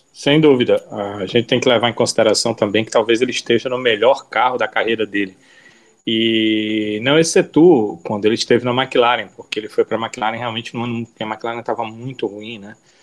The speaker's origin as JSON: {"language": "Portuguese", "country": "Brazil", "said": "Nós somos brasileiros aqui"}